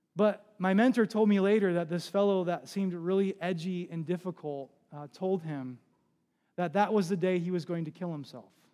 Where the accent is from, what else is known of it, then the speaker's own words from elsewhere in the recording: New Jersey, United States; moved away; I'm from New Jersey, or came from New Jersey. I was a part of a church and lived on the Jersey Shore when Hurricane Sandy hit.